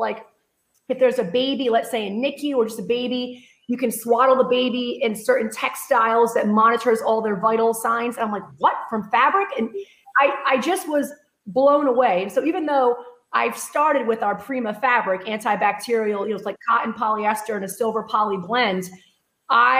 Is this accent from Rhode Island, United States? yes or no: yes; Rhode Island, United States; moved away as an adult; now in Texas, United States; I hail from Rhode Island, even though I've been living in Texas 15 years. So when I get excited, the accent comes out a little bit